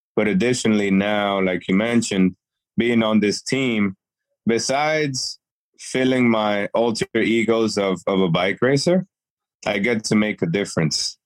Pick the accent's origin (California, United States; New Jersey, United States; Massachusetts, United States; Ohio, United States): Massachusetts, United States; Worcester; also born or lived in Dominican Republic; I'm originally from Dominican Republic, uh, but raised in Worcester, Massachusetts.